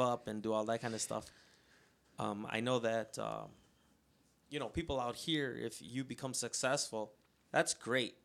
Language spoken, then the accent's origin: English; Chicago, Illinois, United States; us growing up in South Chicago